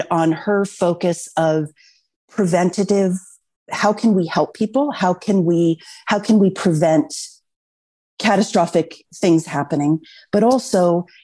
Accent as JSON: {"language": "English", "town": "Los Altos", "region": "California", "country": "United States", "tie": "born or raised there", "said": "I grew up in Los Altos. And so this is my community. This is my home."}